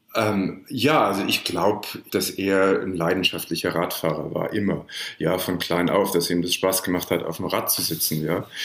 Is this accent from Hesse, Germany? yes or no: yes; Frankfurt am Main, Hesse, Germany; moved away as an adult; now in New York, United States; Ich bin im Augenblick äh, in Frankfurt am Main, aber das ist nicht mein Hauptwohnsitz. Also ich komme da immer mal wieder zu Besuch, das ist meine Heimatstadt, aber eigentlich lebe ich in New York